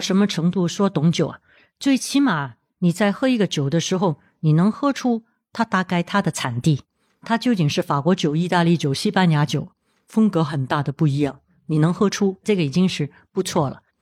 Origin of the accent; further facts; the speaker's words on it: Hong Kong; 我在香港出生的，土生土长， 当然从小的时候我也会有接触到这些红酒啊、香槟